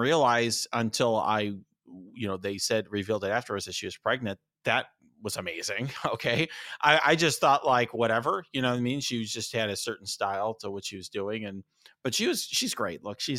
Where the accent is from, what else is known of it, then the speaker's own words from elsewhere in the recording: Chicago, Illinois, United States; Obviously I grew up in Chicago.